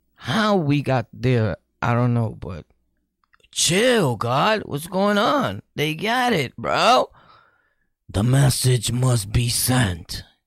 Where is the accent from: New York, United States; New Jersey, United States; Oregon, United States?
New York, United States; New York City; I'm from Sunset Park